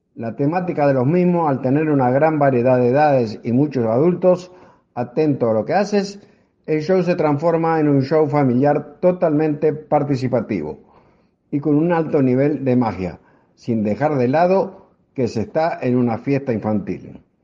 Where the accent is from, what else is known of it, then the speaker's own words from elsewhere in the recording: Uruguay; now in Houston, United States; Soy uruguayo y actualmente resido en Estados Unidos